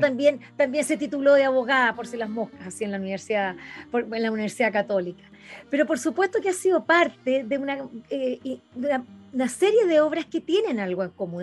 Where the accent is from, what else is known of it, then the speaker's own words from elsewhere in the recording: Chile; como chileno